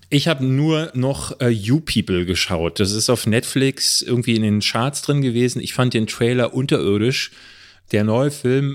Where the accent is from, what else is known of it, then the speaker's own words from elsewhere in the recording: Berlin, Germany; Es gab hier in Berlin-Marzahn, wo ich groß geworden bin, gab es ein Kino